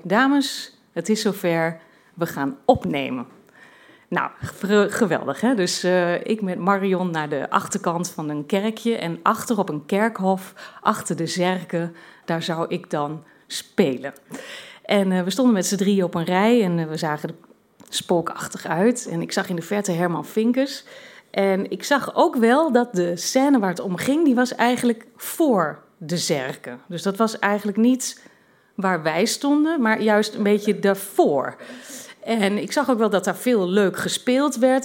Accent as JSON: {"language": "Dutch", "area": "Twente", "region": "Overijssel", "country": "Netherlands", "also_born_or_lived": "London / Brussels", "moved": "as an adult", "said": "ik kom uit Twente"}